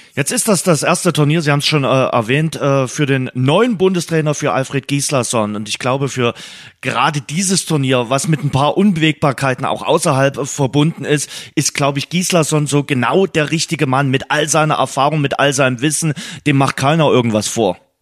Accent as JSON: {"language": "German", "country": "Germany", "also_born_or_lived": "Dresden", "said": "bei uns in Deutschland"}